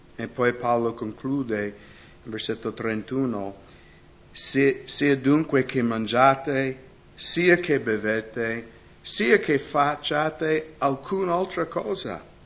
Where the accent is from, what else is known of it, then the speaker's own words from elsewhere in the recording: United States; now in Italy; io vengo dagli Stati Uniti